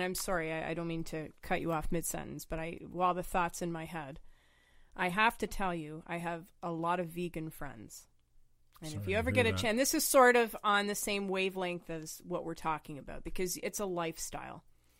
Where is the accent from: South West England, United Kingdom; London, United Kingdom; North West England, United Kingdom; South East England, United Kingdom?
South East England, United Kingdom; Reading; born there; because I was born in England. So my dad is full Brit, has the accent and everything, right? And I was born there in Reading.